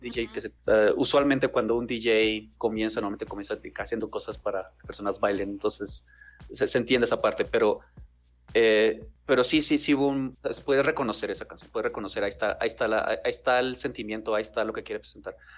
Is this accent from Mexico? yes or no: yes; Chihuahua, Mexico; soy de Chihuahua